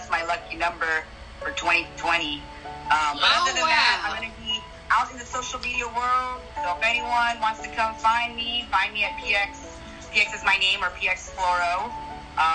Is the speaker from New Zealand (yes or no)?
no; Philippines; I'm Filipino